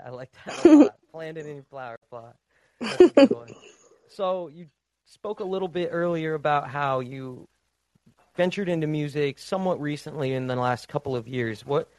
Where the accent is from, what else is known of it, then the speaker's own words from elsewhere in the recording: United States; Everything over here in the States went, in my hometown, it all went to shit.